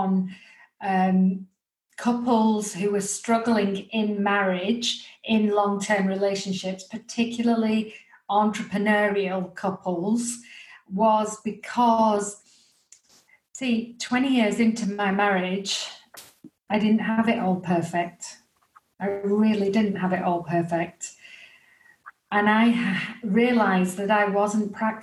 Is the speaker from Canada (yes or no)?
no; England, United Kingdom; as you can tell by my accent, I'm from England.